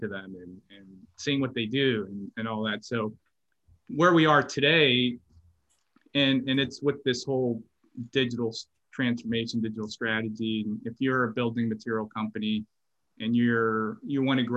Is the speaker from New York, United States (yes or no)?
no; Pittsburgh, Pennsylvania, United States; also born or lived in Florida / Texas / Memphis / Washington, D.C.; now in Atlanta, United States; I grew up in Pittsburgh and I moved like probably 12 times in Pittsburgh